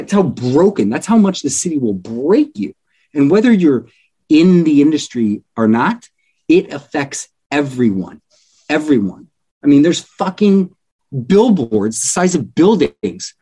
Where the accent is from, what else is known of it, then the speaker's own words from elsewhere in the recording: Everett, Washington, United States; now in Los Angeles, United States; I'm from Everett, Washington, just north of Seattle